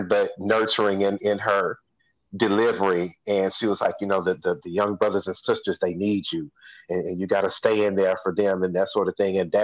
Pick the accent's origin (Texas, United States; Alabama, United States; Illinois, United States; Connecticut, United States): Texas, United States; Houston; I'm from Hiram Clark